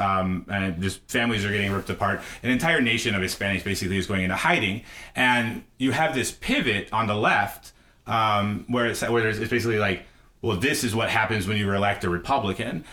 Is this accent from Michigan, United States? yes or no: no; Missouri, United States; I grew up in Missouri